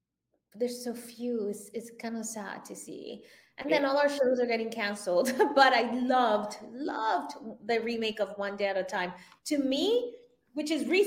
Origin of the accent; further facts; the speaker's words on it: Venezuela; now in United States; born in the US, but I grew up in Venezuela